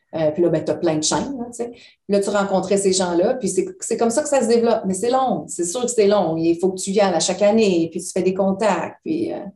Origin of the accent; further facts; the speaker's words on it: Sherbrooke, Quebec, Canada; moved away as an adult; now in United States; Nous, on vient de Sherbrooke. Donc, Sherbrooke, c'est une petite ville.